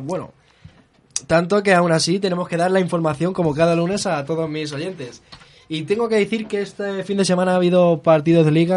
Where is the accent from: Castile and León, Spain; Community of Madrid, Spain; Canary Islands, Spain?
Community of Madrid, Spain; Madrid; aquí somos muy madrileños